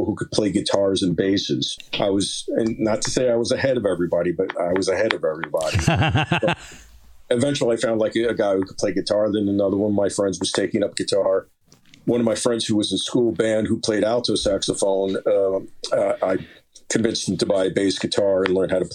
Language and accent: English; Lyndhurst, New Jersey, United States; born or raised there; also born or lived in West Paterson, New Jersey; now in Haledon, United States